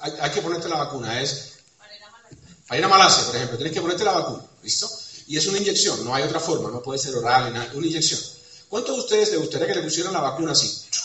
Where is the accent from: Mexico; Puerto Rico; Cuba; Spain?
Cuba; soy cubano, porque soy caribeño